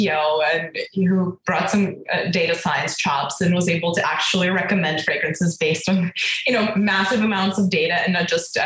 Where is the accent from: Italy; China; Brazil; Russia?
Russia; now in United States; I grew up in Russia. So we were, you know, technically born in the Soviet Union.